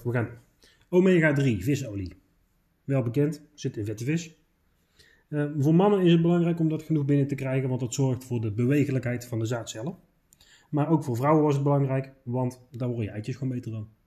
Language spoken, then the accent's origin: Dutch; Netherlands; wij als Nederlanders